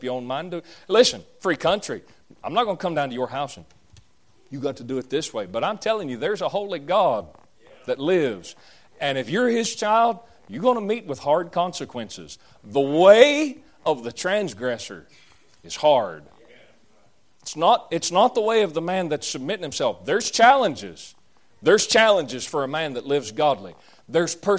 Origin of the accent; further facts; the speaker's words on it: the South, Southern United States, United States; that's just the way we Southerners are, which I'm a Southerner and I'm glad about it